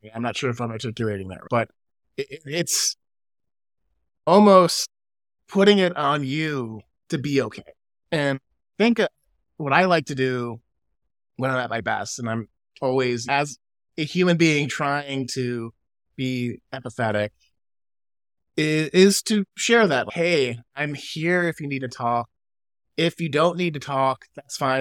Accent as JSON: {"language": "English", "town": "Chicago", "region": "Illinois", "country": "United States", "tie": "born or raised there", "moved": "yes", "lives_now": "California, United States", "said": "living in California, growing up in Chicago"}